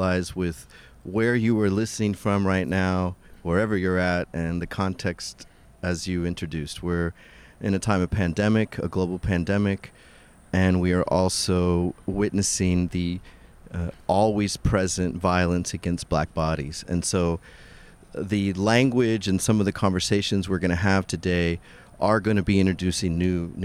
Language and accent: English; South Texas, United States; I grew up in South Texas as a Mexican skater